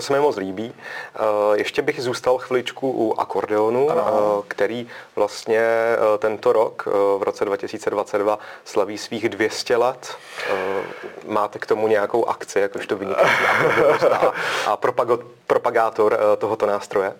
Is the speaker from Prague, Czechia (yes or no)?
no; South Bohemian Region, Czechia; Já sám jsem jeho Čech